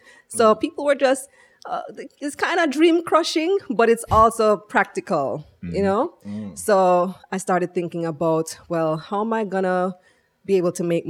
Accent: Belmopan, Cayo District, Belize; moved away as an adult; also born or lived in New York, United States; now in Jamaica; I'm from Belize. Mm-hmm. And that's where I grew up.

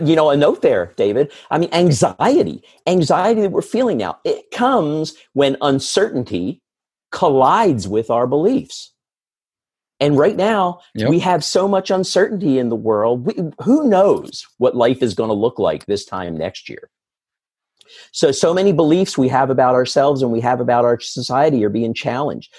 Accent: Philadelphia, Pennsylvania, United States; right here in my hometown

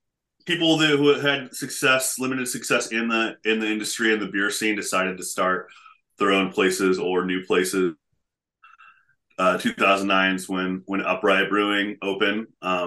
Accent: Portland, Oregon, United States; moved away as an adult; also born or lived in San Francisco; Born and raised in Portland. Moved away for a while and to the San Francisco and came back.

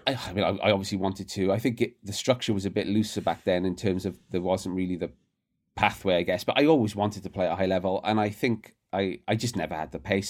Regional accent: Barry, Wales, United Kingdom; My hometown, Barry, uh, is not a rugby town

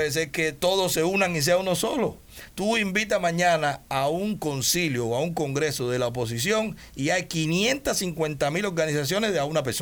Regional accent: Dominican Republic; El dominicano maneja mi tierra. Yo soy, yo soy dominicano también.

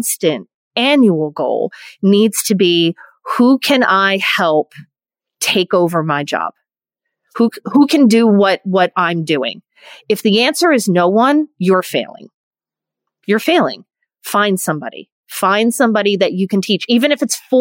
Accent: near Philadelphia, Pennsylvania, United States; I grew up near Philadelphia

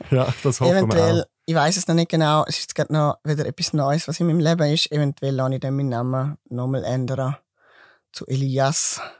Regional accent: Switzerland; Genau, weil ich bin Schweizer.

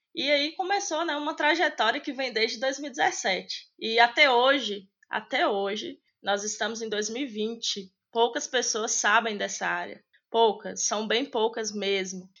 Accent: Medina, Minas Gerais, Brazil; moved away as an adult; now in Belo Horizonte, Brazil; eu não sou de Belo Horizonte, né? Hoje eu moro aqui, mas eu sou do interior de Minas, uma cidade pequena chamada Medina, e eu vim embora para cá para estudar

